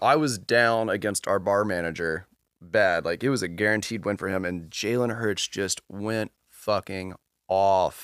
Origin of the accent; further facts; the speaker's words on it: Charlottesville, Virginia, United States; now in Richmond, United States; growing up in Charlottesville